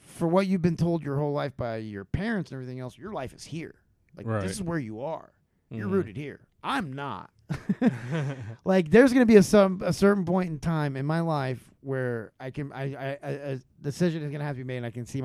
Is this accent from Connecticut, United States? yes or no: no; Honolulu, Hawaii, United States; born there; I mean, I was born in Honolulu, and I know I'm not, like, technically Hawaiian, but I feel like just being born there, starting life there, has given me some sort of, like...